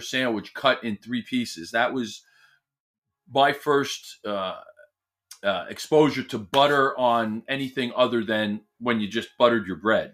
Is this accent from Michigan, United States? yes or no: no; Millburn, New Jersey, United States; there's a famous deli in my hometown, and they make what we know here in this very small, it's, uh, section of New Jersey called a Sloppy Joe